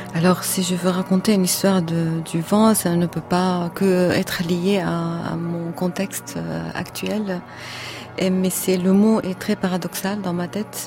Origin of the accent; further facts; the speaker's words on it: Syria; moved away as an adult; now in France; La première fois quand j'ai quitté la Syrie en 2012